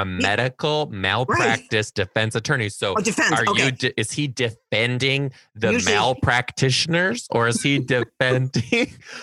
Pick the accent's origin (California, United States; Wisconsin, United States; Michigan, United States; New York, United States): Michigan, United States; Detroit; We're from Detroit. We're from like the Detroit people. Like when you spot another like Detroiter, Southeast Michigan, we stick together.